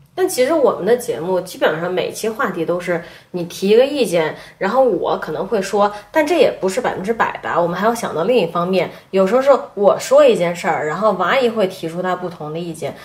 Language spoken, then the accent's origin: Chinese; China; 我们中国人